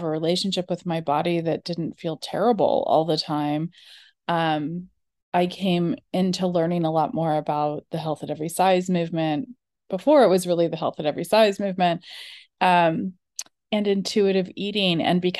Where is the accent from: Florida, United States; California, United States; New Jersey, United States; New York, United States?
California, United States; I grew up in California. I grew up in a really liberal, progressive, dieting family